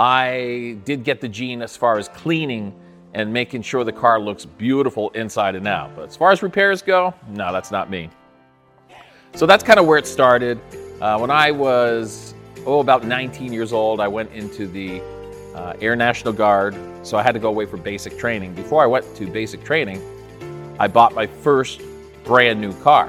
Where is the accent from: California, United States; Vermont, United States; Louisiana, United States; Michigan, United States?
Vermont, United States; South Burlington; I grew up in South Burlington, Vermont, right near the Burlington International Airport.